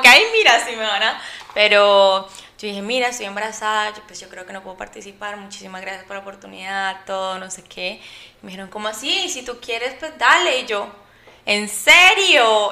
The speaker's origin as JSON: {"language": "Spanish", "country": "Colombia", "said": "yo soy de Colombia, eh, mis papás son paisas"}